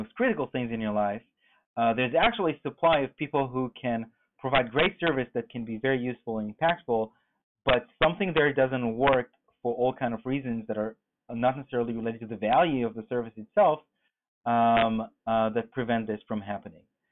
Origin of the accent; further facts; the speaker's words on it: Israel; moved away as an adult; Born and raised in Israel, moved here almost 10 years ago with my third company